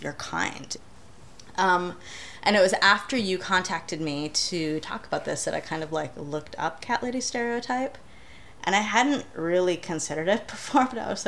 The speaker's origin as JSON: {"language": "English", "region": "Michigan", "country": "United States", "also_born_or_lived": "Ann Arbor, Michigan / Los Angeles, California", "moved": "as an adult", "said": "I was desperately homesick from Michigan when I first moved to California"}